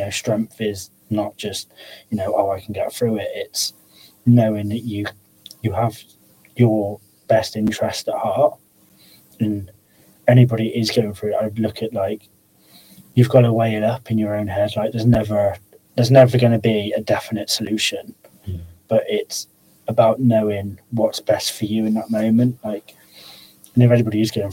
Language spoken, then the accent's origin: English; Pershore, West Midlands, United Kingdom; moved away as an adult; now in Telford, United Kingdom; I moved up to Telford from Pershore.